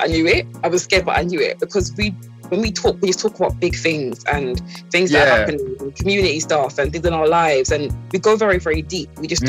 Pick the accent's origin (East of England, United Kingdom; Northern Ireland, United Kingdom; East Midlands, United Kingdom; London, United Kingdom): London, United Kingdom; Croydon; I don't call myself British. Yeah. I call myself Caribbean Croydoner.